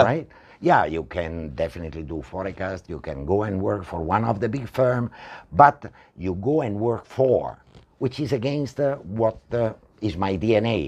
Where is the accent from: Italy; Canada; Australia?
Italy; moved away as an adult; also born or lived in Spain; now in Malaysia; I'm originally from Italy